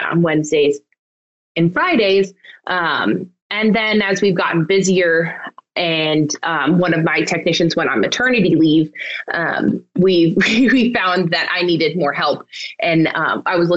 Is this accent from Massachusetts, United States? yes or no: yes; Western Massachusetts, United States; also born or lived in Pennsylvania; I grew up in Western Massachusetts and also ended up returning here to start my practice